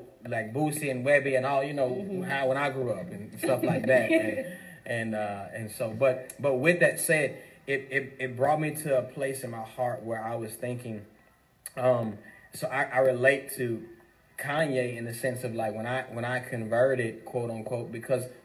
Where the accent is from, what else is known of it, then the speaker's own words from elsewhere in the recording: Baton Rouge, Louisiana, United States; also born or lived in LaPlace, Louisiana; I went to church in the country, but grew up in Baton Rouge